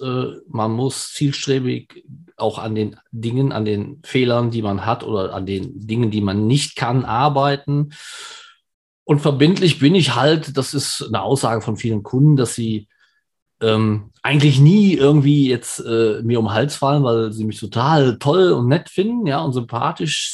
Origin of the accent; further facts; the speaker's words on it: Germany; Ich bin zwar in Deutschland geboren und auch hier zu Hause